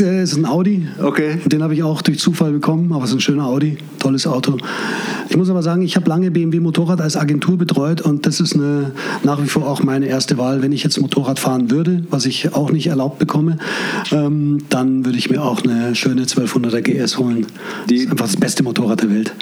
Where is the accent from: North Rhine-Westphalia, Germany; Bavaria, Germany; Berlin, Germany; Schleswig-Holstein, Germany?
Bavaria, Germany; Munich; Ich bin Münchner. Mein Vater ist Perser, meine Mutter lebt schon lange nicht mehr, als Deutsche äh, gewesen und äh, bin in Schwabing geboren und aufgewachsen